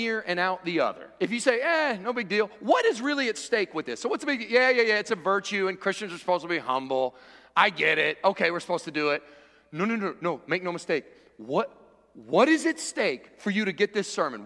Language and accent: English; Cincinnati, Ohio, United States; I was born in Cincinnati